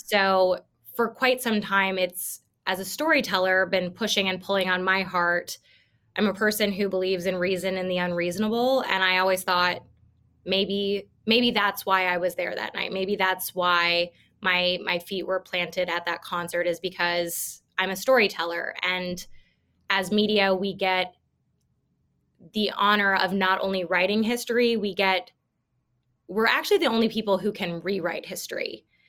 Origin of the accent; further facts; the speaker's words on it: Iowa, United States; I'm from Iowa